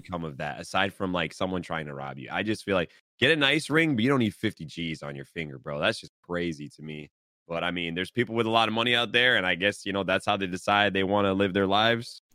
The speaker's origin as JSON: {"language": "English", "area": "New England", "region": "Massachusetts", "country": "United States", "tie": "born or raised there", "said": "We're born and raised in New England"}